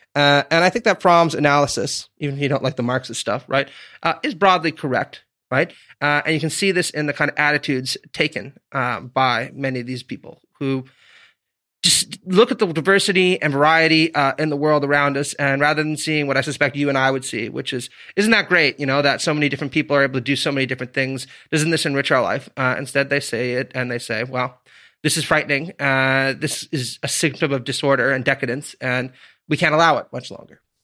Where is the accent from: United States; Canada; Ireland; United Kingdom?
Canada; Stittsville, Ontario; moved away; I grew up in Stittsville, Ontario